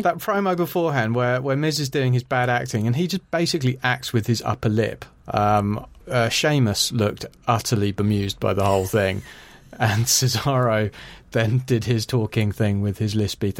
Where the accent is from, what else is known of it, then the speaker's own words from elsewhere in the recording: Ireland; I'm Irish